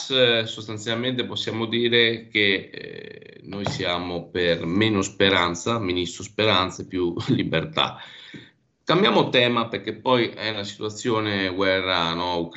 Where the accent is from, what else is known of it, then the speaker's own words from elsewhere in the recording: Abruzzo, Italy; Io vengo dall'Abruzzo, eh, quindi anche noi sulla costa c'è un grosso dibattito sull'estrazione del gas